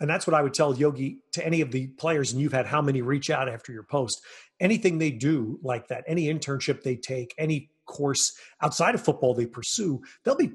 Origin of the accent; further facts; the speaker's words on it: New York, United States; I'm a New Yorker